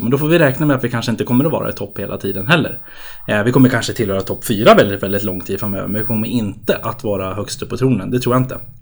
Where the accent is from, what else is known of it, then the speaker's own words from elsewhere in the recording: Uppsala, Uppsala County, Sweden; halvamerikan och halvjämtlänning men född och uppvuxen i Uppsala